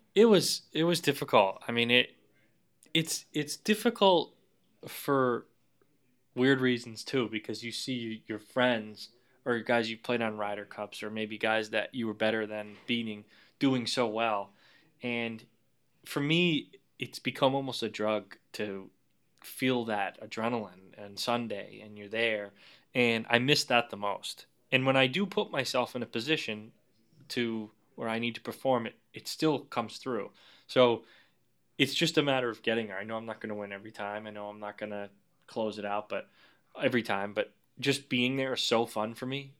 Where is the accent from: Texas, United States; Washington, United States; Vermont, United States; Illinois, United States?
Vermont, United States; moved away; I grew up in Vermont